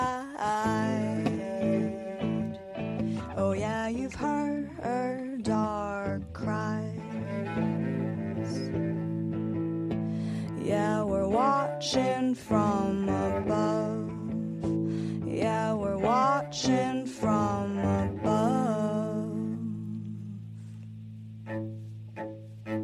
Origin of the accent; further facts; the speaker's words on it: United States; growing up in the United States, race was always projected as a black or white issue